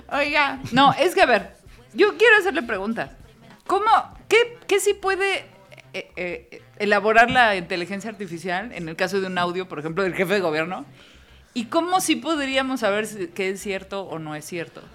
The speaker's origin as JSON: {"language": "Spanish", "region": "Mexico City", "country": "Mexico", "said": "nosotros que somos chilangos, capitalinos de feños"}